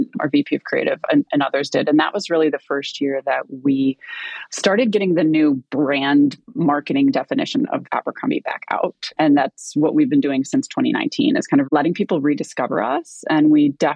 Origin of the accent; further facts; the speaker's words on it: Ohio, United States; moved away as an adult; also born or lived in Southern California; I grew up in Ohio